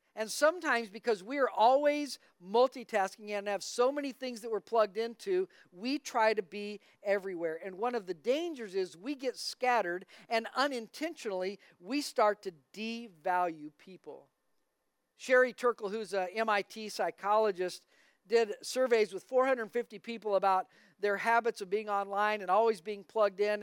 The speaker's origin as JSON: {"language": "English", "town": "Albuquerque", "region": "New Mexico", "country": "United States", "tie": "born or raised there", "said": "I grew up in Albuquerque, New Mexico"}